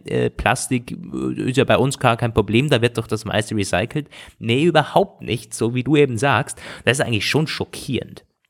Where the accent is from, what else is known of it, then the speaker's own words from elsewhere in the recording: Germany; als Deutscher